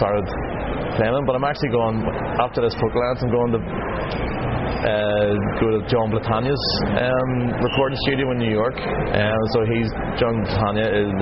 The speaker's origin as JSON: {"language": "English", "town": "Belfast", "region": "Northern Ireland", "country": "United Kingdom", "said": "I'm an Irish singer-songwriter from Belfast specifically, and I'm a full-time working musician back home"}